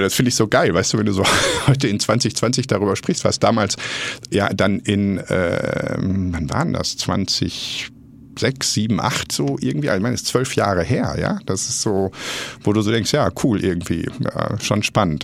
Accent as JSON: {"language": "German", "town": "Essen", "region": "North Rhine-Westphalia", "country": "Germany", "tie": "born or raised there", "said": "aufgewachsen im Ruhrgebiet, komme gebürtig aus Essen"}